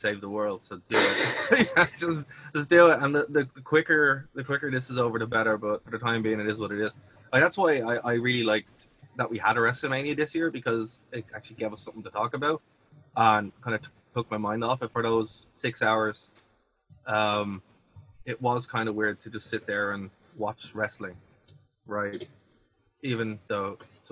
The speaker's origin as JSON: {"language": "English", "country": "Ireland", "said": "me as a Irish person"}